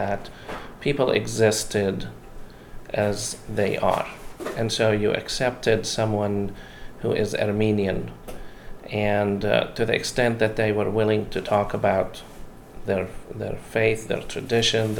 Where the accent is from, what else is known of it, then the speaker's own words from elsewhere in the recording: Jerusalem, Palestine; moved away; also born or lived in Columbia, Tennessee; I grew up in Arab East Jerusalem, and I was born in 67